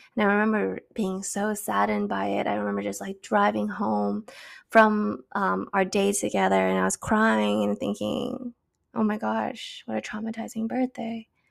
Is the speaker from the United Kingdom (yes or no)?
no; Canada; also born or lived in China; having to move back home to Canada